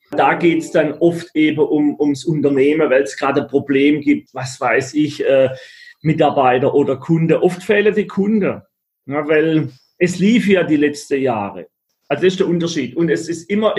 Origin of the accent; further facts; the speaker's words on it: Black Forest, Baden-Württemberg, Germany; aus dem Schwarzwald, wo ich herkomme